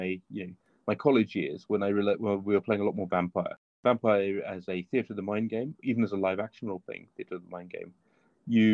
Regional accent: England, United Kingdom; we're English, of course, and so we play cricket

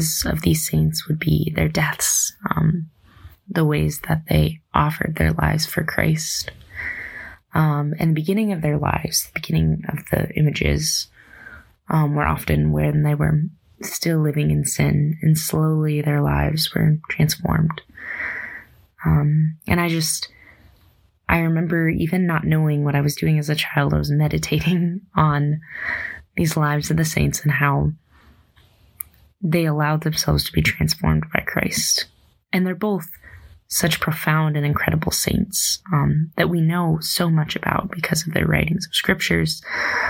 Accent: Dimock, South Dakota, United States; I grew up in St. Peter and Paul Parish of Dimmick, South Dakota.

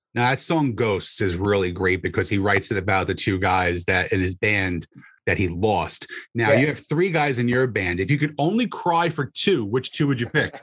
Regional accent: Bayonne, New Jersey, United States; moved away as an adult; also born or lived in Union City, New Jersey; now in Central New Jersey, United States; I lived in Hudson County my entire life. So I was in uh, Union City and then Bayonne.

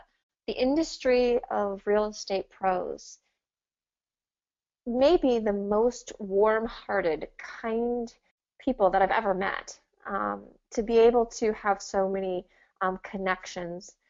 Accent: Dublin, Ohio, United States; moved away as an adult; also born or lived in Chicago / San Francisco / Florida / North Carolina; now in Durham, United States; I grew up in Dublin, Ohio, which is a suburb of Columbus.

